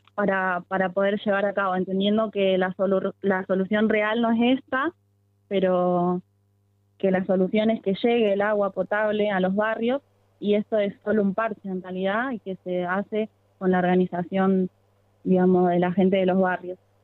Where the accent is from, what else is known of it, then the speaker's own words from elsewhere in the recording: Rosario, Santa Fe, Argentina; en Camino Muerto y Fumitas, de donde soy yo